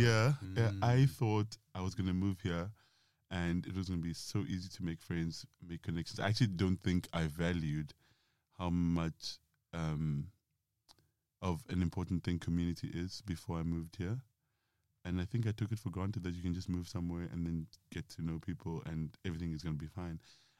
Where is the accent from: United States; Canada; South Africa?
South Africa; moved away as an adult; now in London, United Kingdom; I am 31, going on 32 very shortly. I am from South Africa